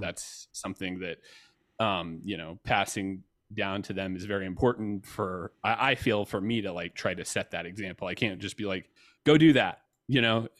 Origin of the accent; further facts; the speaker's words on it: Georgia, United States; I grew up in Georgia